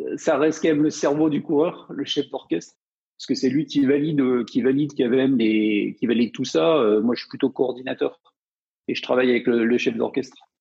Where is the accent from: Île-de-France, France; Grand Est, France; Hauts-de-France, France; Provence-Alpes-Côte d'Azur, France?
Provence-Alpes-Côte d'Azur, France; je viens des montagnes, donc euh, dans les Hautes-Alpes